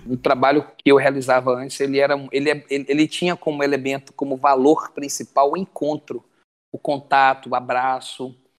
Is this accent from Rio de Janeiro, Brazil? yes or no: no; Açailândia, Maranhão, Brazil; moved away as an adult; also born or lived in São Paulo; nasci em Caratriz do Maranhão, mas passei a vida toda em Açailândia